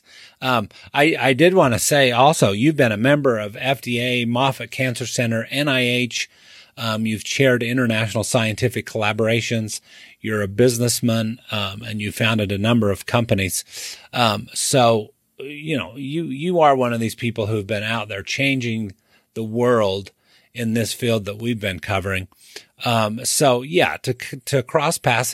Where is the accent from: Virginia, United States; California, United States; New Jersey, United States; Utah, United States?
Utah, United States; St. George; moved away as an adult; St. George, Utah, which happens to be my hometown and where I've been living again the past few years.